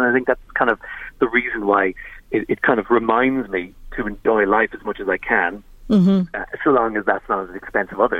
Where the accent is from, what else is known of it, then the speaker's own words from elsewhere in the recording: Monaghan, Ulster, Ireland; we're from Monaghan